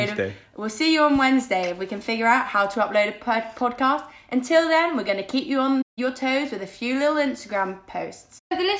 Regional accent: London, United Kingdom; We were born here, we were raised here, and we are Londoners, per se.

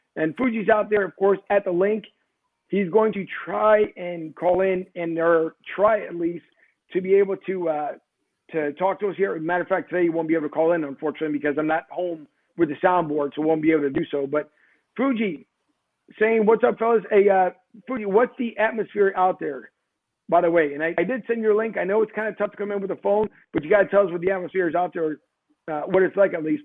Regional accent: Philadelphia, Pennsylvania, United States; now in Florida, United States; Philly's with me no matter where I go

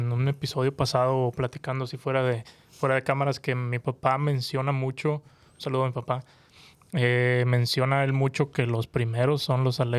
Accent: Monterrey, Nuevo León, Mexico; soy de Monterrey.

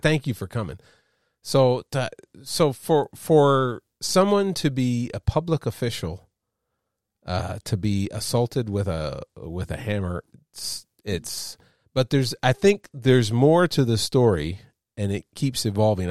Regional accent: Canada; I'm a Canadian

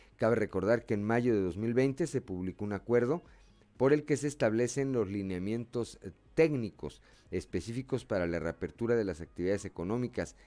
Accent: Mexico; así somos los mexicanos

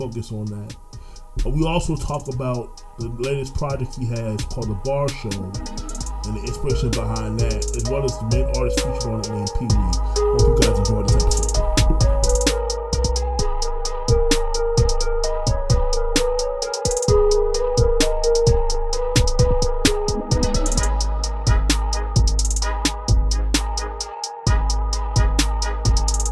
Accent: Orlando, Florida, United States; accent: East Coast; also born or lived in New York; I'm originally from New York. But I grew up in Orlando, but people hear the East Coast accent

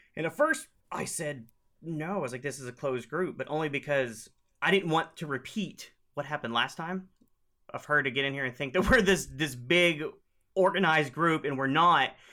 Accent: Oklahoma, United States; I'm from Oklahoma, and we use y'all all the time

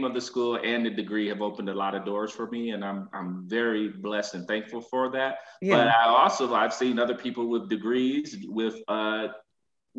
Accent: Flint, Michigan, United States; now in Atlanta, United States; I am originally from Flint, Michigan

